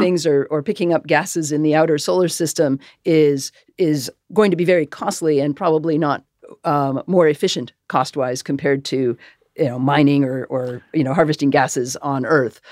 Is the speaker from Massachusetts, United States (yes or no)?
yes; Massachusetts, United States; I grew up in Massachusetts